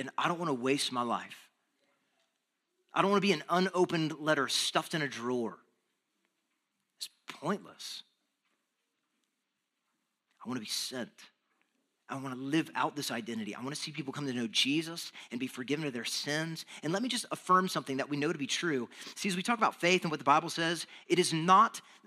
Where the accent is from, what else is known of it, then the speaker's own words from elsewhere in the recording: Texas, United States; moved away; I'm from Texas